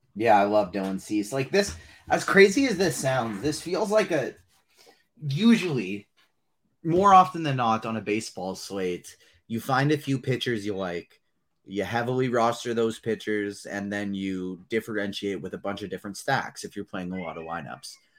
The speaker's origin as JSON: {"language": "English", "country": "Canada", "said": "I'm Canadian"}